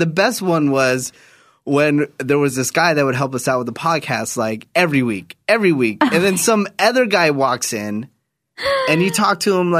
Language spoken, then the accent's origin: English; Newark, California, United States; born or raised there; moved away